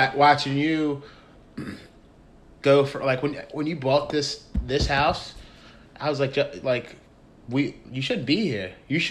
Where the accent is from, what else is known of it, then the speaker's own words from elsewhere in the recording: Pasadena, California, United States; I grew up in Pasadena.